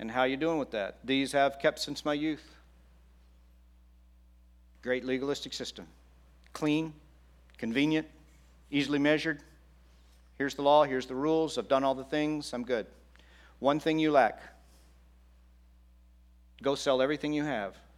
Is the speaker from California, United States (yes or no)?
no; Texas, United States; I grew up in Texas